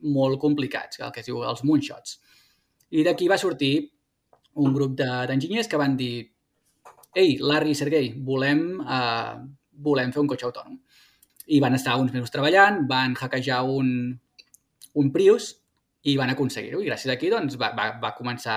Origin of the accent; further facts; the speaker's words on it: Terrassa, Catalonia, Spain; moved away as an adult; now in California, United States; jo sóc de Terrassa